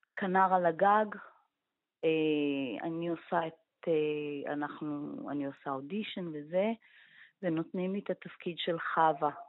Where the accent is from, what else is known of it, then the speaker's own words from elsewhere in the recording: Israel; אנחנו ישראלים